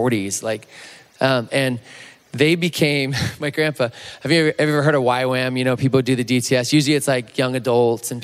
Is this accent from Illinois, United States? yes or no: no; Chico, California, United States; I'm from Chico, California, on the Chico State campus.